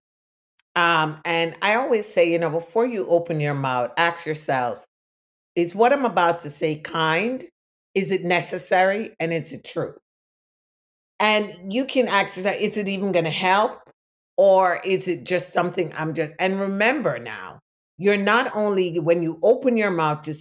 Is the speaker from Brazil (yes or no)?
no; Jamaica; now in United States; I was born in Jamaica